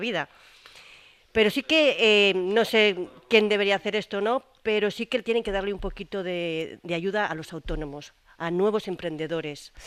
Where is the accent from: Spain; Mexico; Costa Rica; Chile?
Spain; now in Gaucín, Spain; yo soy española